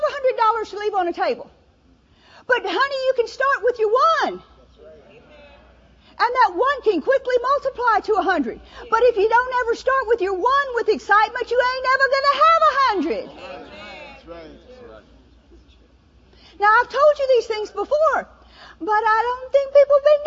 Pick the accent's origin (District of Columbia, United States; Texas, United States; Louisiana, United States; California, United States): Louisiana, United States; New Orleans; moved away; also born or lived in Mississippi; I'm from the South, you know, New Orleans